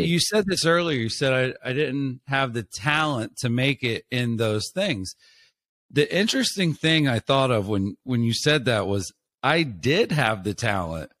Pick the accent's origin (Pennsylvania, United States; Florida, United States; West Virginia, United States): Florida, United States; I'm from a small place, I grew up in Florida